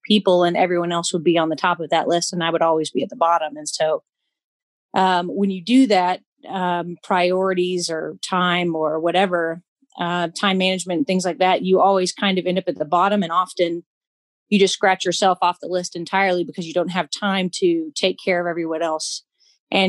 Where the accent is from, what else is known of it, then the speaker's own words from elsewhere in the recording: Alabama, United States; moved away as an adult; also born or lived in Tennessee; now in Kentucky, United States; I'm from Alabama originally. I moved up to Tennessee a little over 10 years ago.